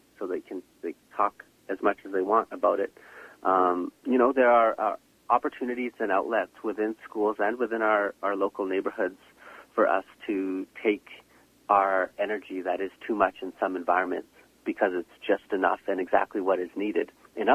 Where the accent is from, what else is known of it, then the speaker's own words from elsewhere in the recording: Shamattawa First Nation, Manitoba, Canada; I'm originally from Shamattawa First Nation